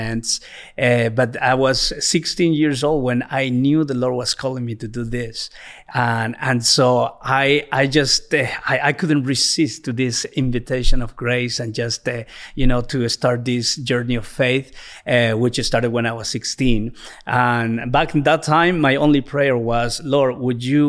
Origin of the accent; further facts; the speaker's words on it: Peru; English is a second language; moved away as an adult; also born or lived in Bethany, Oklahoma, United States / Bolivia; I was born in Peru